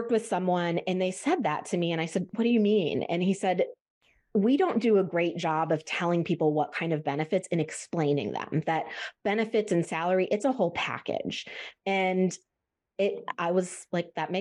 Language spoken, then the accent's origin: English; Midwest, United States; I'm from the Midwest, we have really rough winters